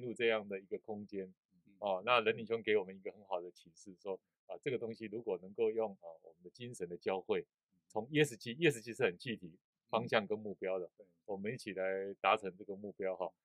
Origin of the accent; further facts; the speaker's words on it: Taiwan; 我们台湾人